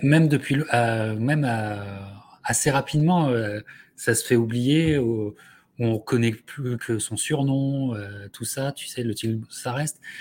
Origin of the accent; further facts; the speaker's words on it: France; en tant que Français